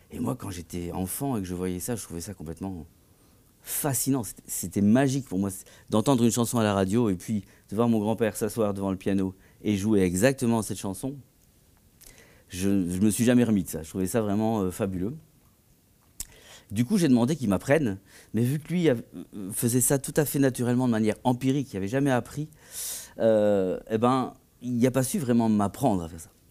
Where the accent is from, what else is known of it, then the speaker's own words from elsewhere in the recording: Tournai, Wallonia, Belgium; born there; je suis né à Tournai en 71